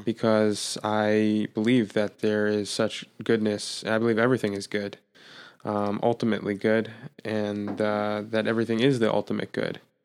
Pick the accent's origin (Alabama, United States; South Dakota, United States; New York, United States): New York, United States; Jeffersonville; also born or lived in Brooklyn, New York; I was born in Brooklyn, born in Brooklyn, New York. My parents moved upstate when I was an infant, six months